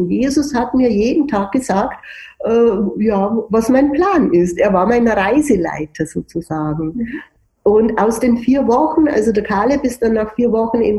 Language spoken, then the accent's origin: German; Germany; ich als Deutsche, der bringt mich um und so.